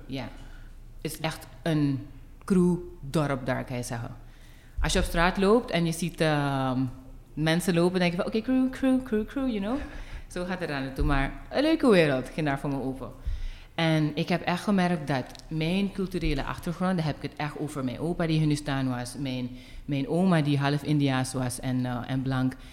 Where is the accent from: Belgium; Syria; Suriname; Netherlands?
Suriname; moved away as an adult; ik ben geboren en getogen in Suriname